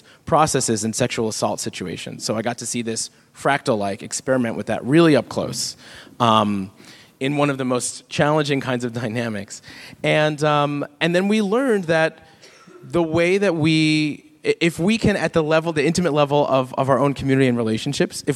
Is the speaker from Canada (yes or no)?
no; Jamaica; I'm not Cuban. I'm Jamaican